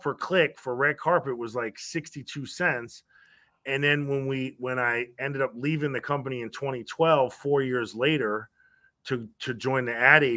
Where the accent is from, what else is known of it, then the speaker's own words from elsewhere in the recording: Stamford, Connecticut, United States; We grew up in Connecticut. Stamford, Connecticut